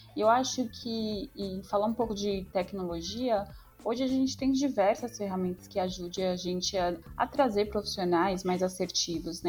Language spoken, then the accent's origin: Portuguese; São Paulo, Brazil; sou de São Paulo